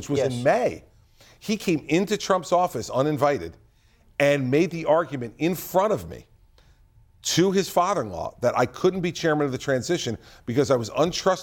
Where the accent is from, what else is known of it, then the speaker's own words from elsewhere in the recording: New Jersey, United States; I'm from New Jersey